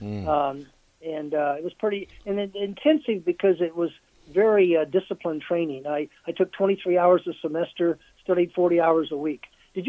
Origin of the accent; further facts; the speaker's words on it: Hastings, Nebraska, United States; I grew up in Hastings, and Osborne was 5 miles from me, and he went to the public school. I went to the Catholic school.